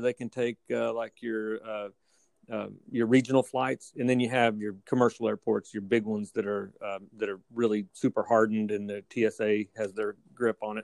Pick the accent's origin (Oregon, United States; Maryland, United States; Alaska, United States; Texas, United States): Texas, United States; Fort Worth; also born or lived in Houston, Texas / Waco, Texas / Tyler, Texas; now in Rockport, United States; I actually grew up in Fort Worth. I was born in Fort Worth, and we moved around the state a little bit